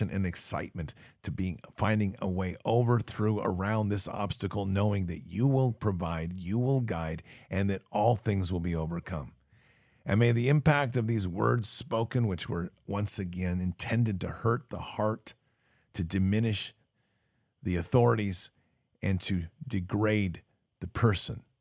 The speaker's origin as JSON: {"language": "English", "region": "Wisconsin", "country": "United States", "moved": "yes", "lives_now": "Florida, United States", "said": "I'm originally from Wisconsin, and I moved to Florida almost 15 years ago."}